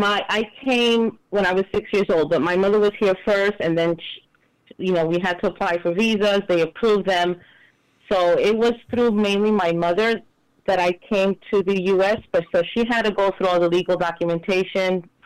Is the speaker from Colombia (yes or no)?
yes; Colombia; moved away as an adult; now in United States; I'm from Colombia